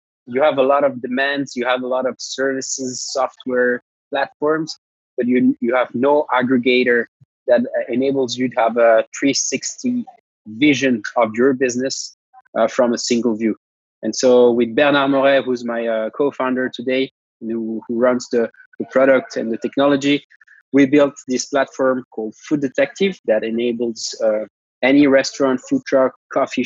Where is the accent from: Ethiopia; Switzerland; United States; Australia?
Switzerland; Geneva; moved away as an adult; also born or lived in London; I'm a Italian Swiss. I was born in Geneva, which is a city based in Switzerland